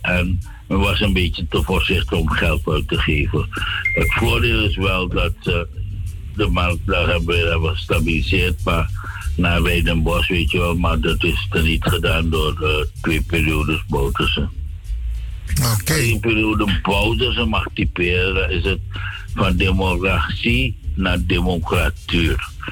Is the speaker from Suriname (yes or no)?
yes; Suriname; moved away as an adult; also born or lived in Netherlands; Suriname eh, is mijn geboorteland.